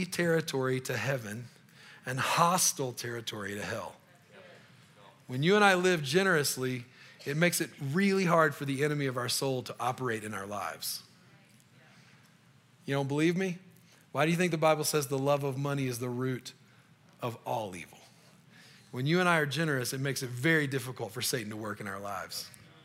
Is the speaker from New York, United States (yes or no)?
no; Louisiana, United States; moved away as an adult; now in Colorado, United States; I'm from Louisiana